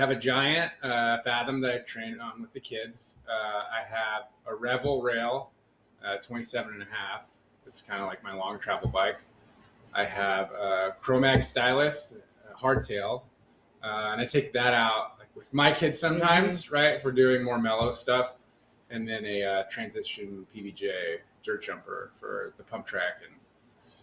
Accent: Moorpark, California, United States; moved away as an adult; I grew up in Ventura

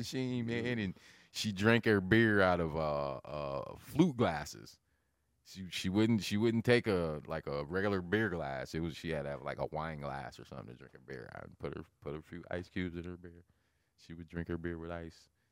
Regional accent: Lincoln, Nebraska, United States; Growing up in Lincoln, over on like, between twenty-first and really twentieth, probably about twenty-third Street.

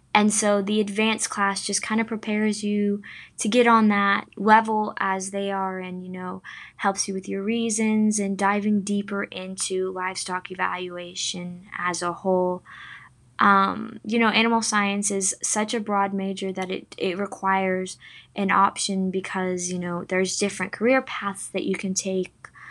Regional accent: Sapulpa, Oklahoma, United States; I'm from Sepulpa, Oklahoma, which is in the northeast part of the state of Oklahoma

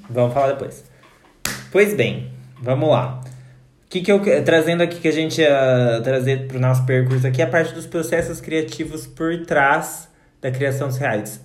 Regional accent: Brazil

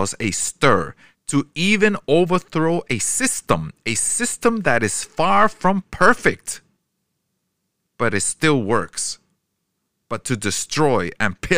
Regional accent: New York, United States; I grew up in New York with all races

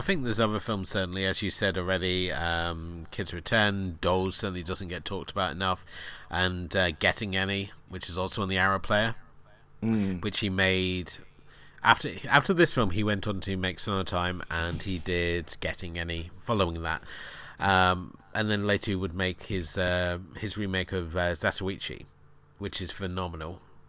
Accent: Newquay, South West England, United Kingdom; I grew up in Newquay, and okay, I was a skater punk, and we hated the surfers because the surfers felt that they ran the town

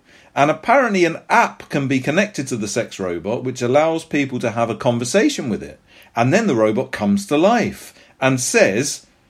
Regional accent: Scotland, United Kingdom; accent: Scottish; my Scottish accent may not have done it justice

